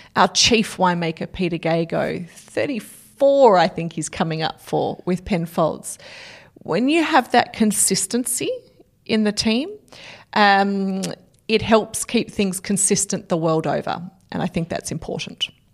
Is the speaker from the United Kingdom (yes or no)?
no; South Australia, Australia; back home in South Australia